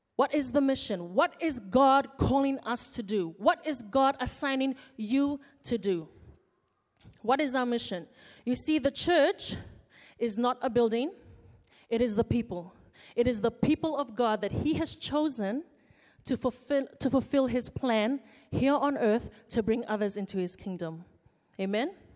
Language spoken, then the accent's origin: English; Fiji; moved away as an adult; now in Auckland, New Zealand; I came from Fiji, came as an international student to study law at the University of Auckland